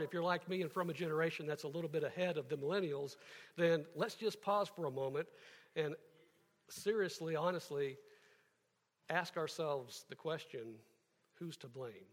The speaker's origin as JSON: {"language": "English", "town": "Kansas City", "region": "Missouri", "country": "United States", "tie": "born or raised there", "said": "I grew up in Kansas City"}